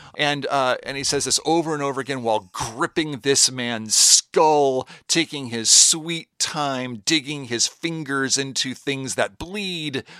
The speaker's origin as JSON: {"language": "English", "town": "Seattle", "region": "Washington", "country": "United States", "said": "I'm from Seattle, Washington"}